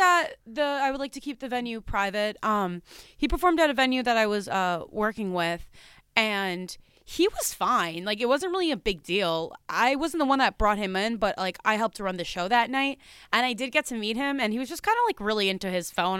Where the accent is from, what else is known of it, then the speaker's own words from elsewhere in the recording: New Jersey, United States; I'm from New Jersey